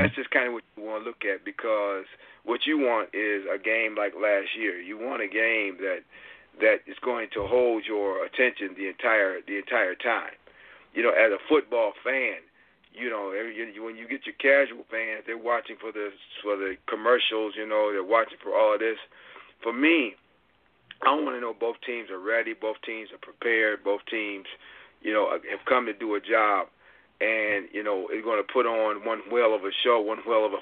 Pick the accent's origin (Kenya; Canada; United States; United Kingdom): United States; New York; I'm from New York.